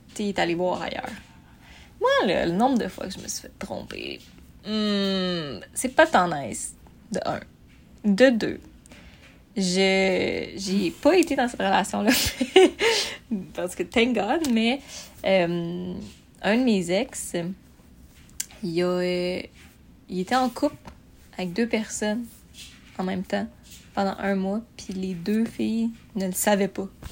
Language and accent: French; Montreal, Quebec, Canada; moved away as an adult; also born or lived in Sorel; now in Sherbrooke, Canada; à base, je viens de Montréal